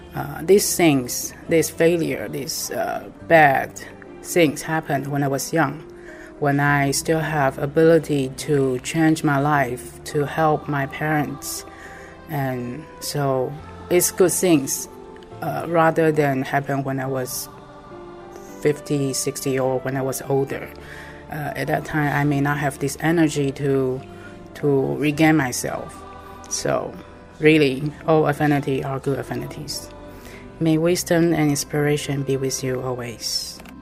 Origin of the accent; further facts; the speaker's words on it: Taipei, Taiwan; I'm from Taiwan, Taipei.